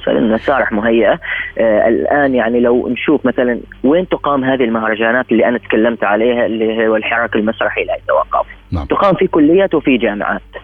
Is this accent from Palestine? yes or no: no; Oman; نحن كعمانيين كشعب عماني